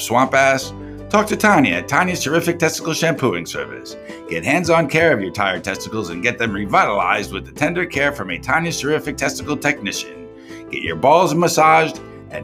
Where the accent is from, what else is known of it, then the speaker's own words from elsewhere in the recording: Pompano Beach, Florida, United States; also born or lived in Coral Springs, Florida; I'm really from Pompano Beach